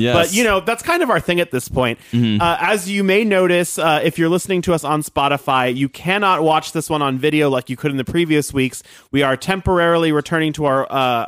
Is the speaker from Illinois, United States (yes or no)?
no; East Bay, California, United States; moved away; I'm from the East Bay originally